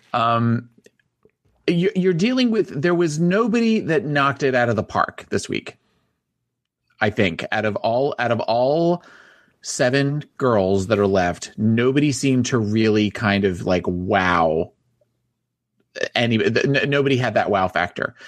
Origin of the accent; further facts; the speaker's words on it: New Jersey, United States; I'm from New Jersey.